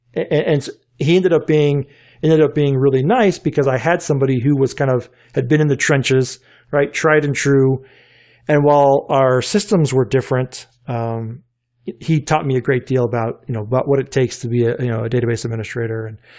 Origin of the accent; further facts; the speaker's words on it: Richmond, Virginia, United States; So being in Richmond, Virginia, I grew up in Andy Leonard's backyard, right?